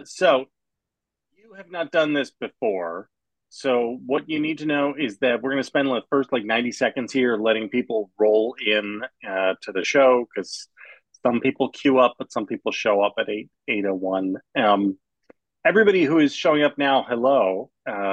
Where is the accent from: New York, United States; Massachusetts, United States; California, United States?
New York, United States; New York City; And I look, I grew up in New York, and so I was generally unfazed by celebrity.